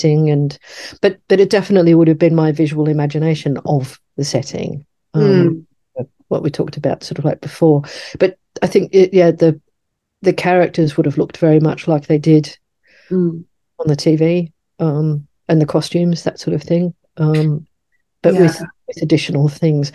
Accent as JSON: {"language": "English", "town": "Sydney", "region": "New South Wales", "country": "Australia", "tie": "born or raised there", "said": "where I grew up in Sydney, we had certainly Australia's first children's bookshop."}